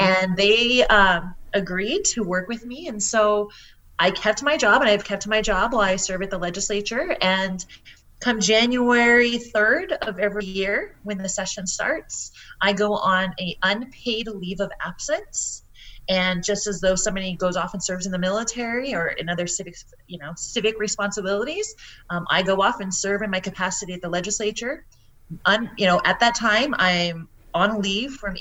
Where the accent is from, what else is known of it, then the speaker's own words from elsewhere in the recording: New Mexico, United States; moved away; I'm originally from New Mexico